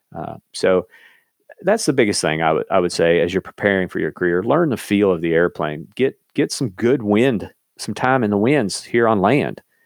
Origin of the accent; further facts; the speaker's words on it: eastern Kentucky, United States; growing up in Kentucky and living, you know, in eastern Kentucky